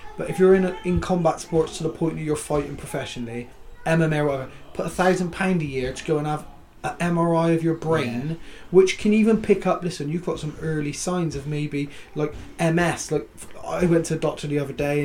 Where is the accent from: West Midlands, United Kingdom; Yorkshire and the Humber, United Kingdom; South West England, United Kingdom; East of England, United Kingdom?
South West England, United Kingdom; Bristol; I'm from Bristol.